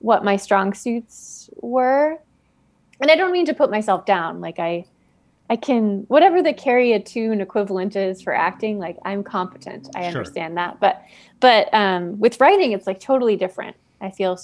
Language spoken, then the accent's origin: English; Seattle, Washington, United States; moved away as an adult; also born or lived in New York; now in Los Angeles, United States; I'm from Seattle, and I lived in New York for almost 10 years, and then I moved to Los Angeles in 2016.